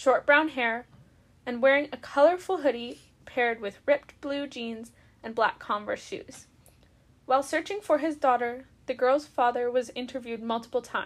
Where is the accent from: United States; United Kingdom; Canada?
Canada; young Canadian women ourselves